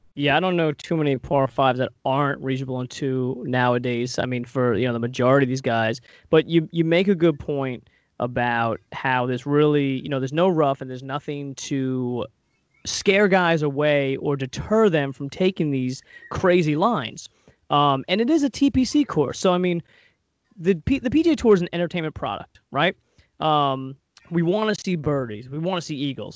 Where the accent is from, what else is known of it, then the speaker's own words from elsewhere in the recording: Long Island, New York, United States; growing up on Long Island